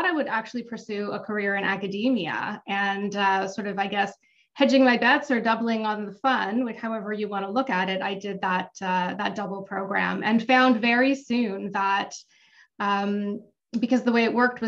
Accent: Toronto, Ontario, Canada; I grew up not far from where I live now. I grew up in Cedarvale

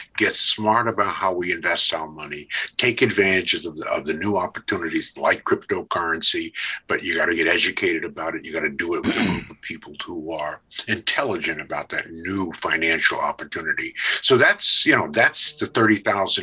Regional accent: New York City, New York, United States; I grew up in Brooklyn, New York, in Bed-Stuy

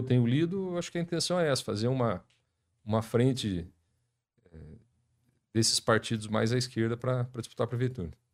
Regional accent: Maringá, Paraná, Brazil; also born or lived in Curitiba; Mas eu nasci em Maringá, estudei aqui a, a vida escolar toda até o terceiro colegial.

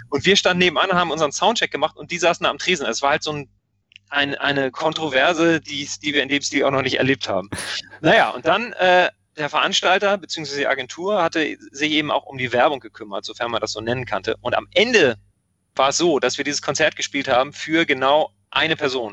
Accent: Hamburg, Germany; ich auch als Hamburger

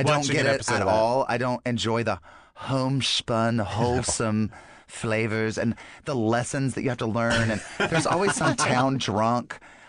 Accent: North Carolina, United States; my home state of North Carolina.

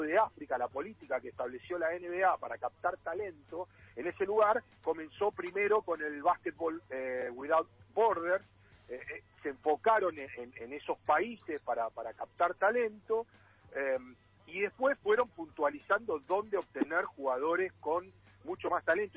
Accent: Argentina

